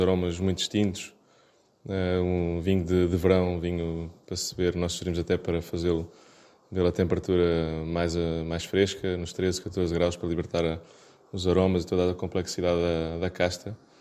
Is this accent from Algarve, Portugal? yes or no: yes; Algarve, Portugal; Somos algarvios